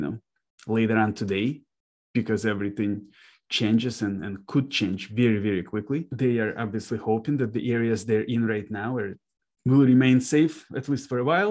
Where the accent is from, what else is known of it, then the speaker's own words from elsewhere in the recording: Kharkiv, Kharkiv Oblast, Ukraine; now in Detroit, United States; So I was born in Kharkiv, Ukraine myself